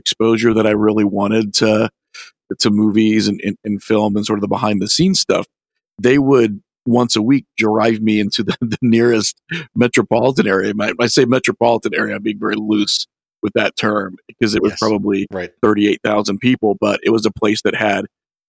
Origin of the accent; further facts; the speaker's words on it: Midwest, United States; my hometown was very, very religious too. I mean, this is the Midwest